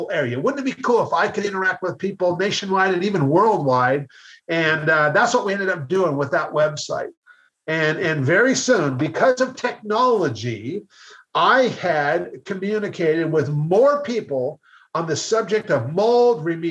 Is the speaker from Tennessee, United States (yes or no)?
no; Seattle, Washington, United States; I'm from Seattle